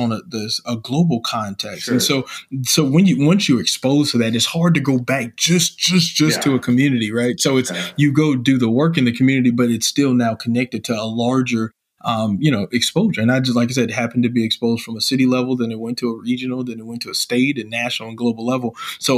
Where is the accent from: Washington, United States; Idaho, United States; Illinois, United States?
Illinois, United States; moved away; my home state of Illinois.